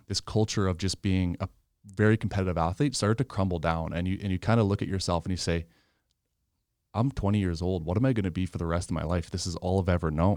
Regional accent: Regina, Saskatchewan, Canada; also born or lived in Yorkton; my parents moved to Regina when I was two, raised in Regina

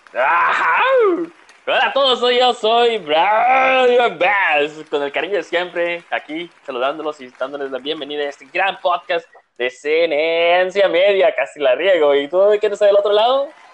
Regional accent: Mexicali, Baja California, Mexico; somos de Mexicali, Baja California

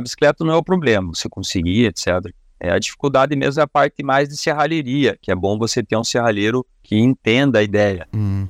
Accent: Curitiba, Paraná, Brazil; a gente é daqui de Curitiba

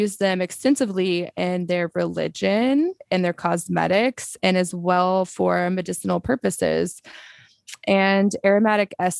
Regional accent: Texas, United States; now in San Diego, United States; I grew up in Texas

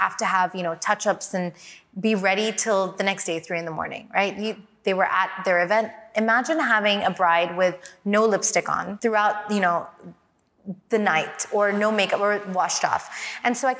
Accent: Hong Kong; I'm from Hong Kong

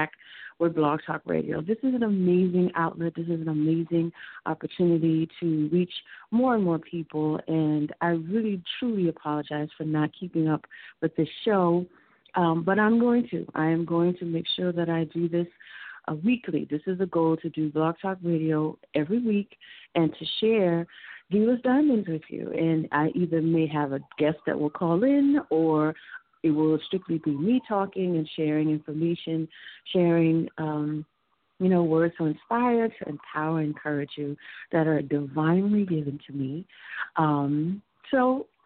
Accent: Houston, Texas, United States; moved away as an adult; now in New York City, United States; I was raised in Houston

